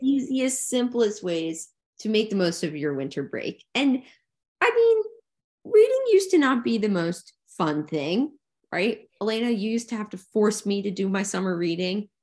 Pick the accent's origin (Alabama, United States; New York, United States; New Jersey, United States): New Jersey, United States; we grew up in New Jersey where it was bitter, bitter cold